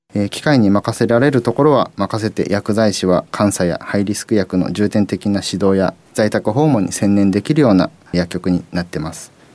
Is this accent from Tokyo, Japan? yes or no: yes; Tokyo, Japan; now in Niigata, Japan; もともと私東京出身なので、えー、新潟県全然土地勘なかった